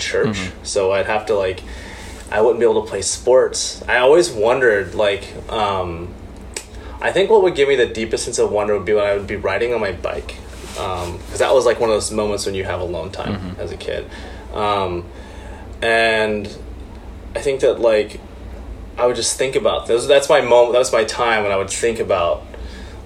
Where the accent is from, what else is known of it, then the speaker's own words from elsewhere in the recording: Oklahoma, United States; I grew up in Oklahoma